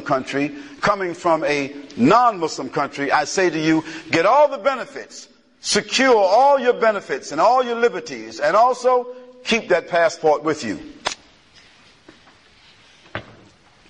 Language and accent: English; United States; I'm definitely American